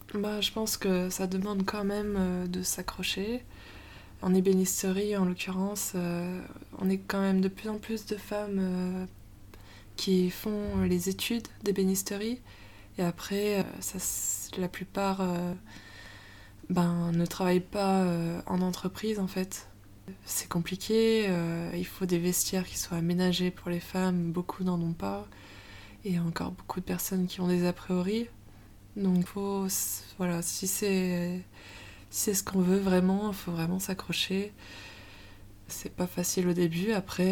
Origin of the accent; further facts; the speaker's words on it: Moidieu-Détourbe, Isère, Auvergne-Rhône-Alpes, France; moved away as an adult; now in Lyon, France; Je viens de Moidieu des Tournes, un petit village euh, en Isère. Et je suis à Lyon depuis.